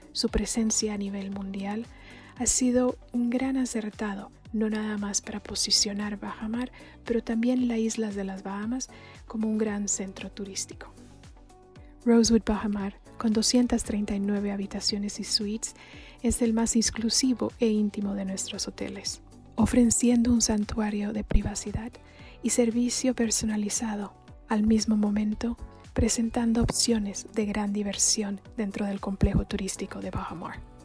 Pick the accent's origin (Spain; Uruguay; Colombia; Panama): Colombia; also born or lived in Ecuador / Chile; now in Mexico; soy colombiana de nacimiento, pero mexicana de corazón.